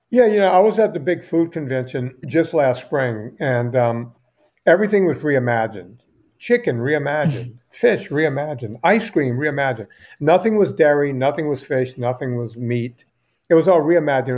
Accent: United States; I'm an American

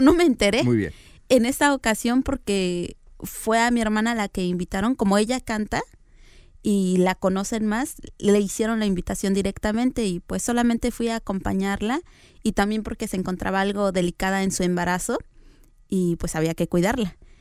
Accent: Tlaxiaco, Oaxaca, Mexico; yo soy oaxaqueña. Nací en una comunidad que se llama Heroica Ciudad de Tlajiaco, Oaxaca.

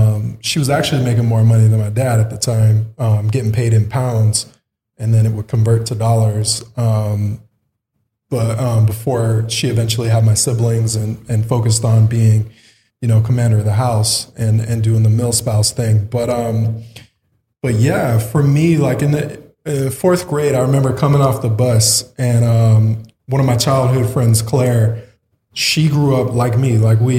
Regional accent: Azores, Portugal; born there; I was a military brat. So I was born in the Azores, Portuguese islands. We have a small base there, an Air Force base, Lodges Air Force Base.

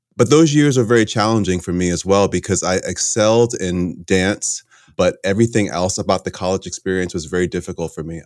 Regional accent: Connecticut, United States; moved away; also born or lived in New York / California; I grew up in Connecticut.

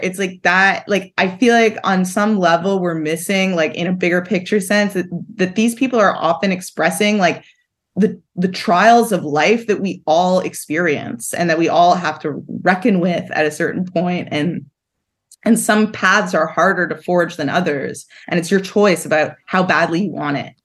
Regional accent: Montreal, Quebec, Canada; I grew up in Montreal

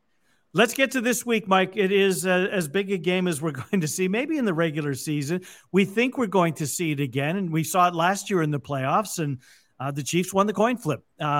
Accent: Canada; moved away; Growing up in Canada, we watched one college football game a year

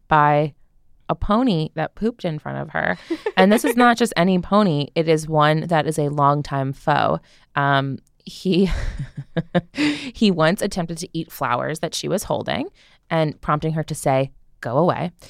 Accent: New Jersey, United States; I'm from New Jersey

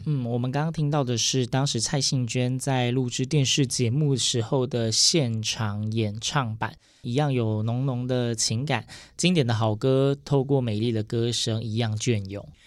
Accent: Yilan County, Taiwan; 我是宜兰人，可能不流行讲凤凰木吧

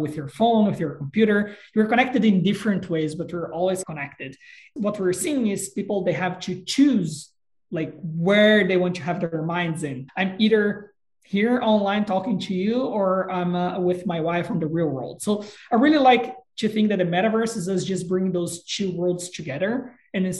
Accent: Brazil; moved away; I'm originally from Brazil

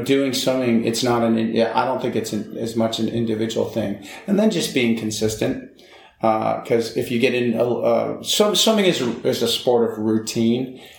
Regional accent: California, United States; I came from California, and, you know, I was like, okay, Indiana.

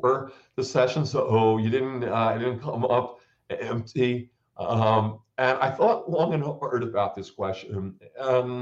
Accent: New Jersey, United States; I grew up in New Jersey

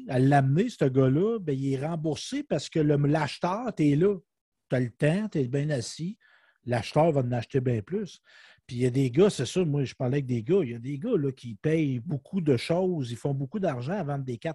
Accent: Saint-Léonard-d'Aston, Quebec, Canada; Oui, j'ai resté à Québec. Mais là, je demeure à Saint-Léonard d'Aston. C'est mon village natal

